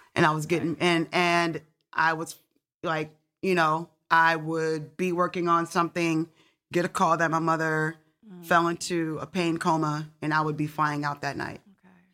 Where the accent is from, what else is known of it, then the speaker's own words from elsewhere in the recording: Detroit, Michigan, United States; you grow up in Detroit